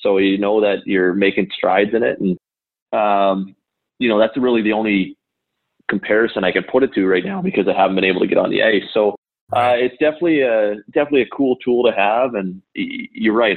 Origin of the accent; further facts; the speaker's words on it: St. Stephen, New Brunswick, Canada; I grew up in St. Stephen, New Brunswick, which is a small town right on the border of Maine